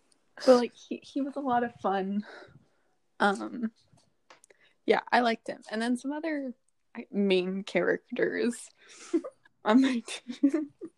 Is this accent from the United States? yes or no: no; Toronto, Ontario, Canada; And I was like, oh, wow, me too.